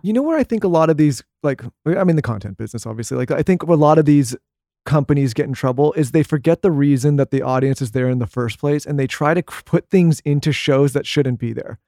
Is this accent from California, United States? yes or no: yes; California, United States; moved away; I grew up in California